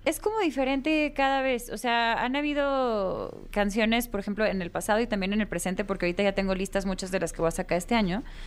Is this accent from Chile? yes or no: no; Guadalajara, Jalisco, Mexico; now in Mexico City, Mexico; mi tierra Guadalajara